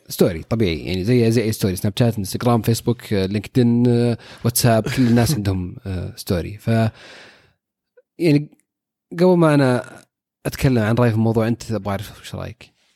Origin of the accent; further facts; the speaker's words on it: Saudi Arabia; عندنا في السعوديه الناس تستخدم تويتر